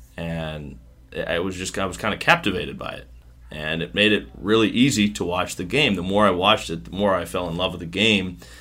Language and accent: English; Smithville, Missouri, United States; moved away as an adult; also born or lived in Kansas City, Missouri / Quad Cities / Myrtle Beach, South Carolina; now in Pensacola, United States; I grew up in a small town just north of Kansas City called Smithville